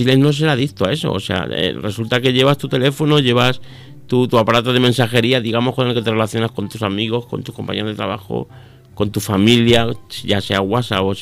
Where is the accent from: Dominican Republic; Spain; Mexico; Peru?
Spain; Miguel Esteban, Castilla-La Mancha; a mi pueblo, por ejemplo, que, me encuentro que llego al a mi pueblo, mi pueblo es Miguel Esteban, para el que no lo, no lo sepa, me encuentro que llego a Miguel Esteban a 50 kilómetros de aquí